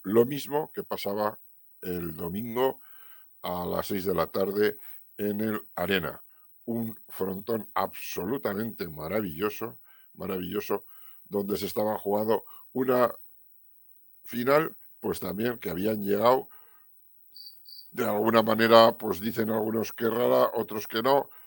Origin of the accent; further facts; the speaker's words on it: Navarre, Spain; Los que somos navarros